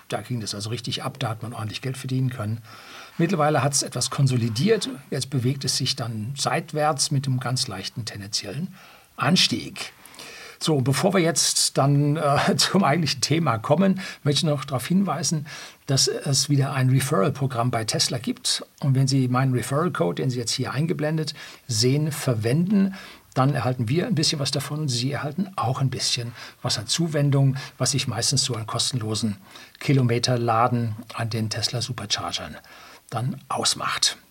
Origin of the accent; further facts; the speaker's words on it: Germany; bei uns in Deutschland